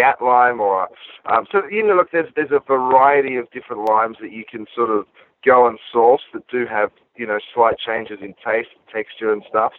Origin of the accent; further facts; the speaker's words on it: Australia; moved away as an adult; now in Los Angeles, United States; growing up in Australia? There was literally a butcher shop on every corner.